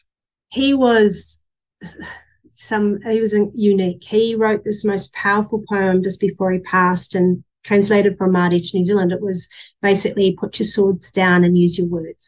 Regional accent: England, United Kingdom; moved away; I'm still as English as they come

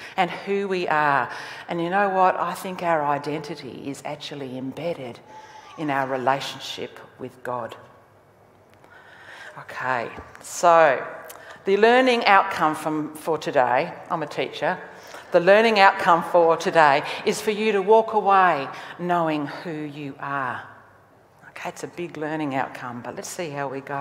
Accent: Australia; I am Australian. That's who I am. I'm an Australian. I was born here, bred here

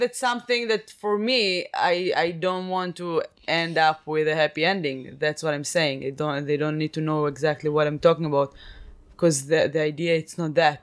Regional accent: Israel; I'm from Israel

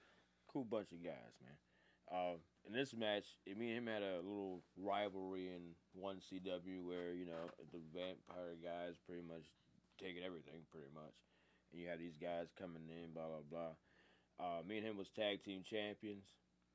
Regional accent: Germany; No, I'm from Germany.

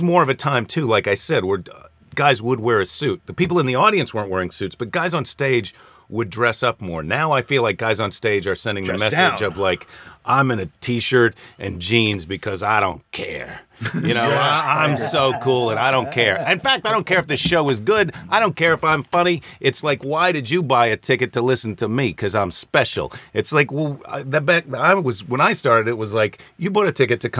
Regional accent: Midwest, United States; moved away as an adult; also born or lived in Santa Monica; where I grew up in the Midwest.

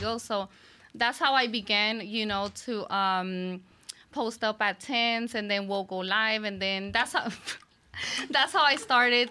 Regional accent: Houston, Texas, United States; I was born and raised in Houston, Texas

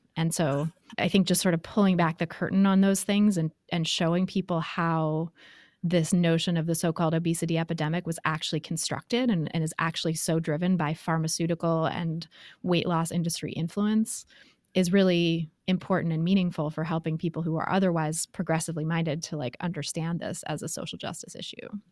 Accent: Bay Area, California, United States; I grew up in the Bay Area

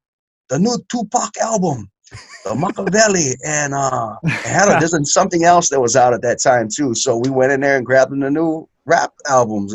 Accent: Hawaii, United States; born or raised there

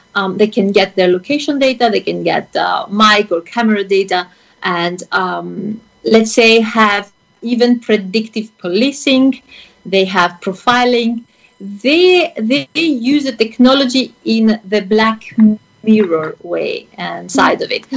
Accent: Greece; I come from Greece

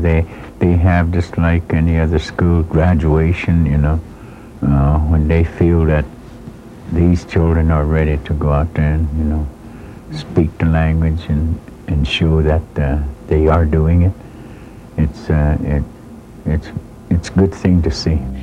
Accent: Browning, Montana, United States

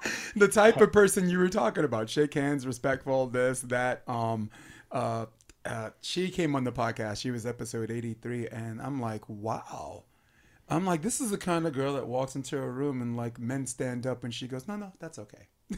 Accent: New York, United States; I'm a New Yorker

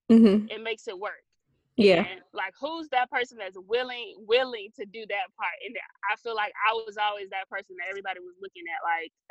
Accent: Valdosta, Georgia, United States; Georgia, but I was partially raised kind of as an Air Force brat before we settled back in Valdosta.

